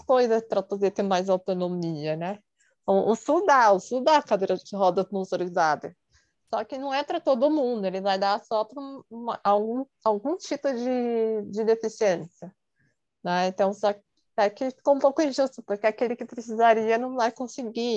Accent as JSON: {"language": "Portuguese", "region": "São Paulo", "country": "Brazil", "said": "tenho 35 anos, sou de São Paulo"}